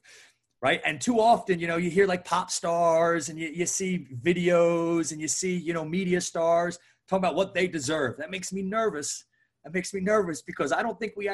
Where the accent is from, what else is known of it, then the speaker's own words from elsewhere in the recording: right outside of Philly, New Jersey, United States; moved away as an adult; also born or lived in Chattanooga, Tennessee; I was born and raised right outside of Philly.